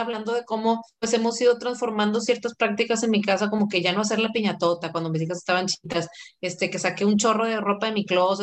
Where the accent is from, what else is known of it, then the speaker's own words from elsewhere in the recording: Monterrey, Nuevo León, Mexico; soy de aquí de Monterrey